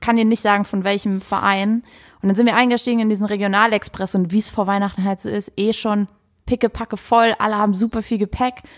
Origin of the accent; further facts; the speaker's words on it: Saarland, Germany; moved away; Ich komme aus dem Saarland